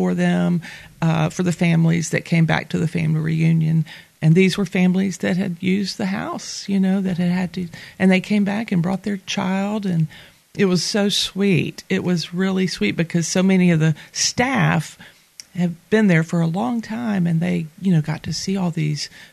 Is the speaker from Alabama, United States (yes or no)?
yes; Mobile, Alabama, United States; moved away as an adult; now in Fairhope, United States; I am originally from Mobile, Alabama.